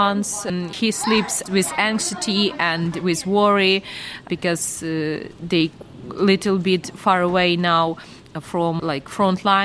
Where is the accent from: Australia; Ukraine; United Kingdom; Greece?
Ukraine; Mykolaiv Oblast; English is a second language; moved away as an adult; now in Kyiv, Ukraine; We are from Mykolaiv region. We used to live really near occupied by Russians place.